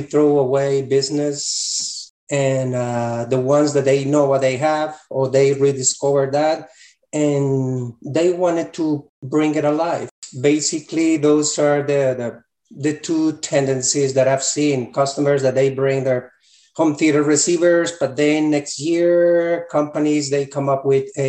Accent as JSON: {"language": "English", "country": "Colombia", "moved": "as an adult", "said": "Originally, I'm from Colombia, South America"}